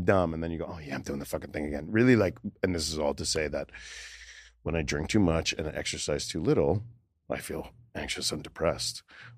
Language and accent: English; Boca Raton, Florida, United States; moved away; also born or lived in New York / Los Angeles; I grew up in Florida, in Boca Raton, Florida.